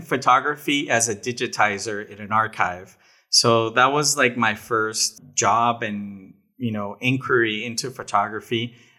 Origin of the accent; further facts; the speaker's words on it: Monterrey, Nuevo León, Mexico; also born or lived in Dominican Republic; Yeah, I was born in Dominican Republic and then moved to Mexico in 1990, and I've lived here ever since, and I live some time in Canada, some time in the U.S., but most of the time here in Monterrey, Mexico